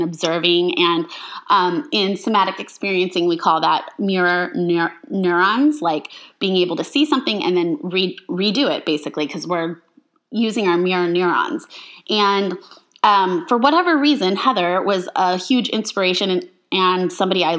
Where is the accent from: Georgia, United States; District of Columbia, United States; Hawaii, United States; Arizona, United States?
Arizona, United States; Phoenix; also born or lived in Love Canal, New York; now in Northern California, United States; We come from Phoenix, which isn't this little town, but when we were there, it was kind of like a little town